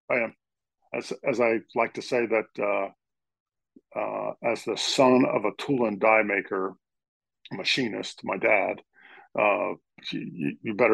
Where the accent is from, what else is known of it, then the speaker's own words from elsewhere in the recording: Norristown, Pennsylvania, United States; moved away as an adult; also born or lived in Los Angeles, California / Minnesota / Pittsburgh, Pennsylvania; I grew up in Norristown, Pennsylvania, uh, suburb of Philadelphia.